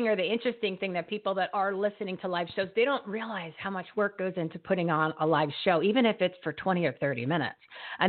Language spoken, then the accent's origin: English; New Jersey, United States; accent: Jersey; I got my Jersey accent that slips in every once in a while